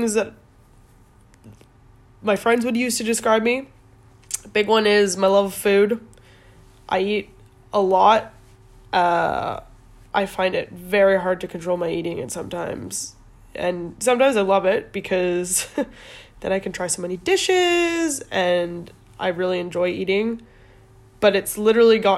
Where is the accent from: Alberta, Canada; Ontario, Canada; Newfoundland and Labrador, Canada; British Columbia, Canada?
Alberta, Canada; Calgary; also born or lived in Edmonton; now in London, United Kingdom; I was born in Edmonton, technically. Moved to Calgary when I was 1